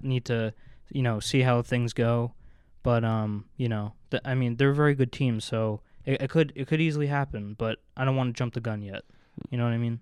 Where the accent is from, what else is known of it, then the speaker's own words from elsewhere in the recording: New Jersey, United States; moved away as an adult; I grew up in New Jersey